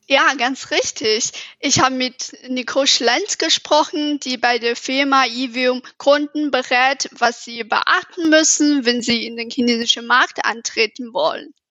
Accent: China; German is a second language; moved away as an adult; now in Munich, Germany; ich komme aus China

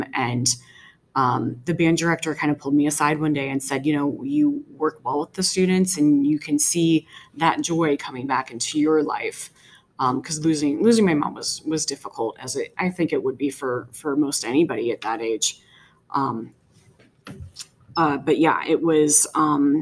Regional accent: Woodbridge, Virginia, United States; I actually grew up not too far away from Manassas Park in Woodbridge

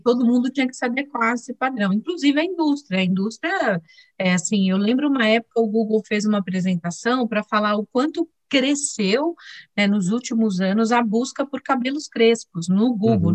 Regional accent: Diadema, São Paulo, Brazil; also born or lived in Sertão of Alagoas, Brazil; nós mudamos para Diadema, saímos de Alagoas, viemos para Diadema, é, uma cidade super é, difícil na época, né? era uma das cidades mais violentas do Brasil, e eu cresci lá

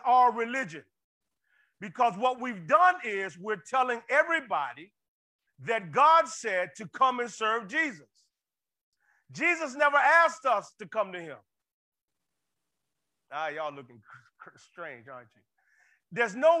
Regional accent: Florida, United States; I'm from Florida

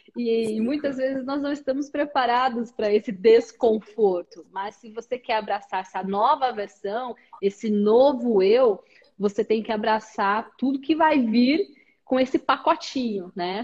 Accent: Brazil

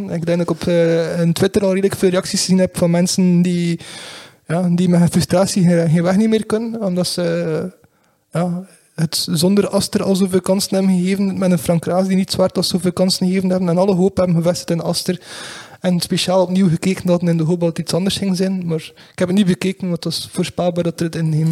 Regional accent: Belgium; want het is enorm storend dat wij dat als, als, als Belg niet kunnen terugvinden op televisie

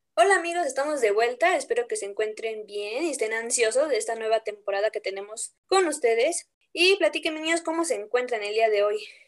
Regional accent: Puebla, Mexico; la que sí realmente somos de Puebla

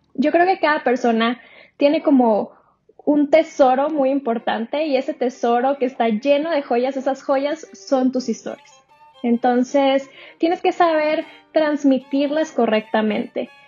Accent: Sonora, Mexico; yo soy de Sonora

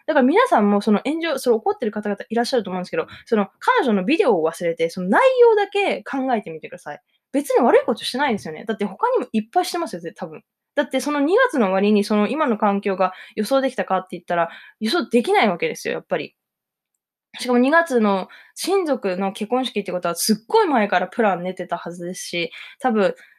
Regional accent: Japan; 私もだって日本人

